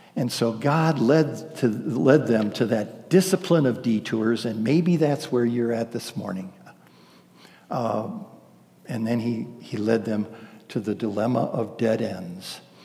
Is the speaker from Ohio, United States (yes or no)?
yes; Ohio, United States; moved away; I'm from Ohio